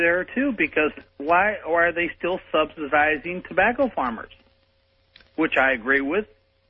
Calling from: St. Louis, Missouri, United States; I'm calling from St. Louis over a powerful KSD.

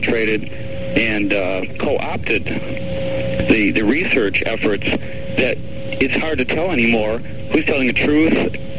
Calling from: Raleigh, North Carolina, United States; Oh, Raleigh, North Carolina, listening on WCRY, QK Verena.

